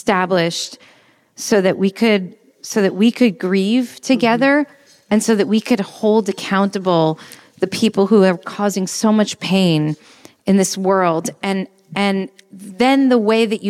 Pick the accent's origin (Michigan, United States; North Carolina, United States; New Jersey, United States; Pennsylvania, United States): New Jersey, United States; also born or lived in New York; now in Los Angeles, United States; I'm a New Yorker. I'm from New Jersey, honestly, truth be told. But I lived in New York for 12 years, the formative years